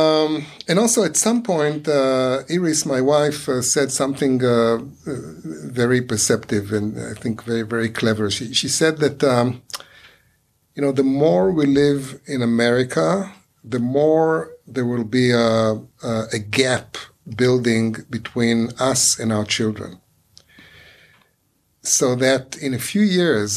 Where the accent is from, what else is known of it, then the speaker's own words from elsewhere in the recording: Ra'anana, Central District, Israel; English is a second language; moved away as an adult; also born or lived in New York, United States / Long Island, United States; I came to NYU from Ra'anana